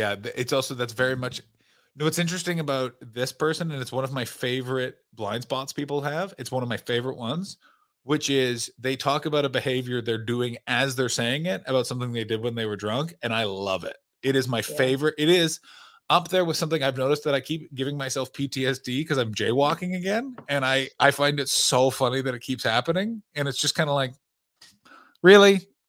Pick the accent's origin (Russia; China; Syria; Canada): Canada; now in Belgium; I'm a Canadian and I live in rural Belgium and I promote stand-up comedy.